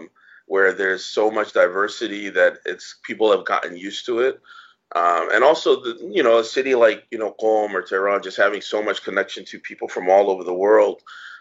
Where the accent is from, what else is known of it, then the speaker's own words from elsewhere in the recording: United States; now in Iran; So if I say America, and it's like, no way, you can't be from America.